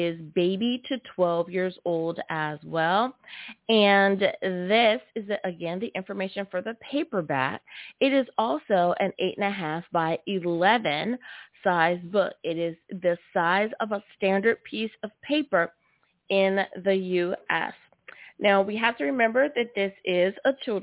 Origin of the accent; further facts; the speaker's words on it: United States; my home country. Woohoo! Good old US